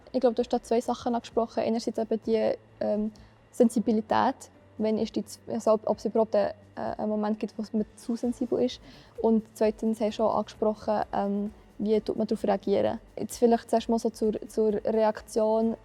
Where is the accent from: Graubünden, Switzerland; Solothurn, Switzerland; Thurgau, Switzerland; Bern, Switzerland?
Bern, Switzerland; Biel; Ich komme von Biel.